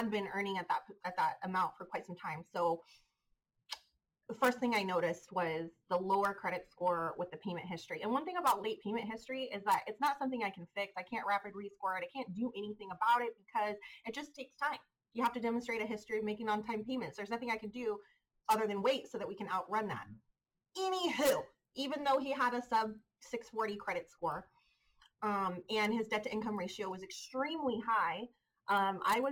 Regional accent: Modesto, California, United States; I was born and raised in West Modesto.

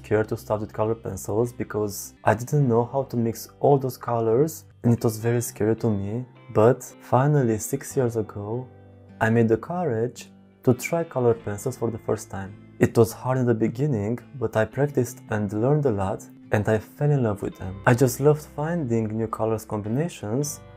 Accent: Belgium; I'm from Belgium

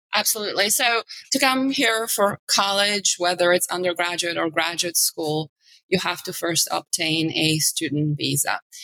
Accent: Bulgaria; moved away as an adult; also born or lived in New York; now in New York City, United States; I'm from Eastern Europe

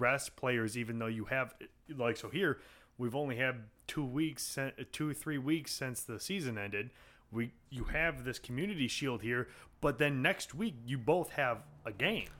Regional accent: United States; as an American, uh, sports fan

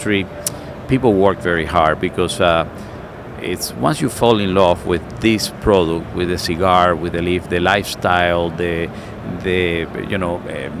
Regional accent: Cuba; now in United States; I come from Cuba. I was born in a communist country.

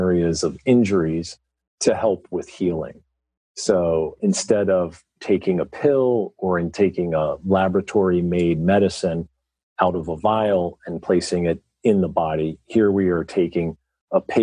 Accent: Philadelphia, Pennsylvania, United States; I'm from the Philadelphia area

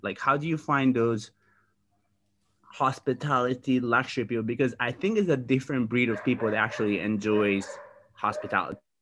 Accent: Sardinia, Italy; moved away; I am in my hometown in Sardinia

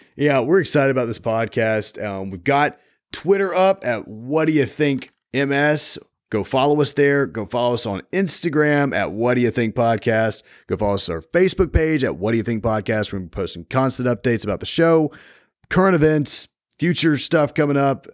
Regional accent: Port Gibson / Meridian, Mississippi, United States; I grew up in Port Gibson for about half my life and the other half in Meridian

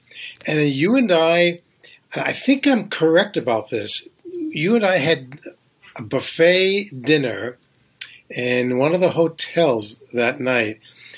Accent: New Hampshire, United States; moved away as an adult; now in New York City, United States; I came to New York from New Hampshire in 1970 with a suitcase and guitar. I was a folk singer, and I was trying to make it.

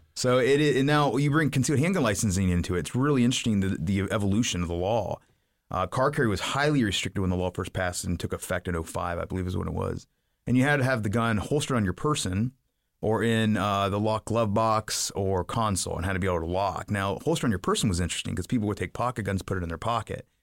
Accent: Piqua, Ohio, United States; I grew up in Piqua, Ohio

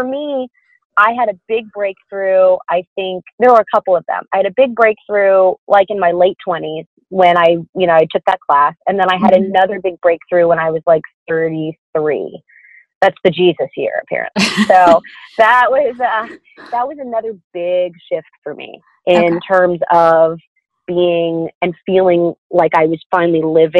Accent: the South, United States; I'm from the South.

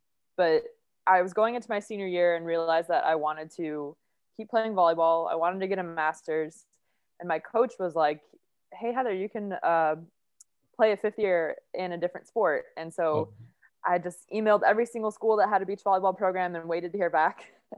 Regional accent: Munster, Indiana, United States; I'm from the Chicago area originally, and so from a small town called Munster in Northwest Indiana.

